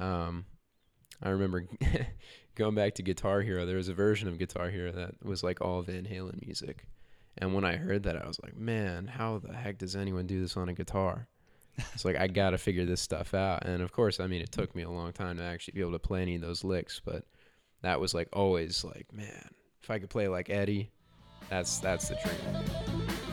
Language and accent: English; Huntersville, North Carolina, United States; also born or lived in Charlotte, North Carolina; Charlotte, North Carolina, born and raised. Um, but I'm I'm really from Huntersville